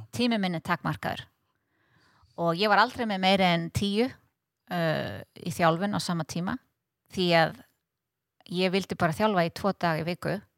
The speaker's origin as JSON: {"language": "Icelandic", "country": "Iceland", "said": "að vera frá Íslandi"}